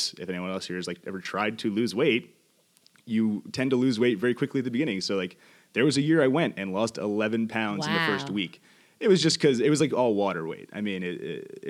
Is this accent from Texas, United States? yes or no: no; New York City, New York, United States; now in Los Angeles, United States; I'm originally from Queens, New York, currently living in Los Angeles.